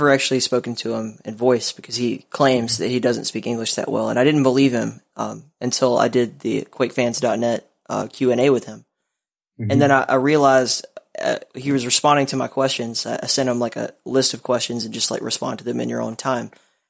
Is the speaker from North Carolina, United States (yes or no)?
no; Alabama, United States; accent: Southern; When I was a kid, I grew up in Alabama. So I you could probably still hear it. I'm sure most people do. But I had an atrocious accent as a kid.